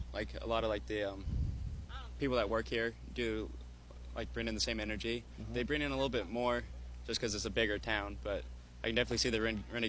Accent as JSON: {"language": "English", "town": "Columbia", "region": "Missouri", "country": "United States", "tie": "born or raised there", "said": "I'm from Columbia, Missouri, which is only 20 minutes away about. Went to Hickman High School"}